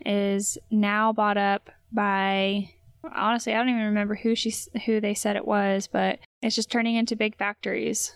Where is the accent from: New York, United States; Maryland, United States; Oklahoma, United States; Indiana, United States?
Indiana, United States; I was born and raised in Indiana